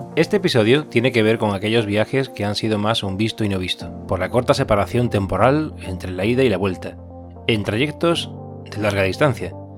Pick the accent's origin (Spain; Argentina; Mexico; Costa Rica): Spain; Seville, Andalusia; mi ciudad natal, Sevilla